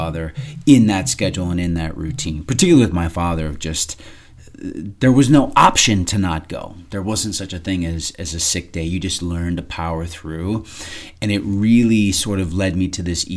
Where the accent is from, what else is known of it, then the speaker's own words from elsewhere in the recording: southern Minnesota, United States; now in Phoenix, United States; I grew up on a fourth-generation farm in southern Minnesota